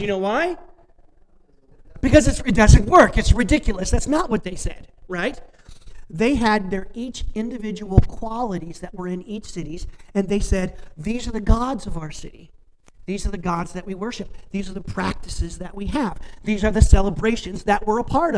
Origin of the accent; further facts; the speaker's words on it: Warren, Indiana, United States; moved away as an adult; now in Sebewaing, United States; I grew up in Warren, Indiana